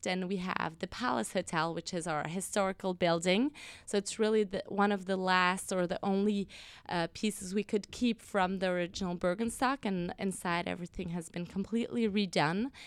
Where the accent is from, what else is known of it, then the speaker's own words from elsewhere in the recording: Lausanne, Vaud, Switzerland; moved away as an adult; also born or lived in United States; now in New York, United States; I actually was born in the U S, but I grew up in Switzerland. So I was in, uh, Lausanne, so the French-speaking part of Switzerland